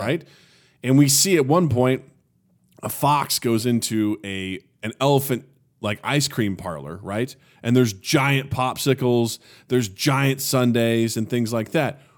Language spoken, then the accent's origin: English; Kirksville, Missouri, United States; moved away; my hometown of Kirksville, Missouri